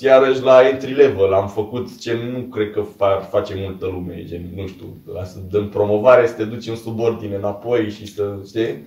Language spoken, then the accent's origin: Romanian; Câmpina, Prahova, Romania; moved away; am plecat și eu de la Câmpina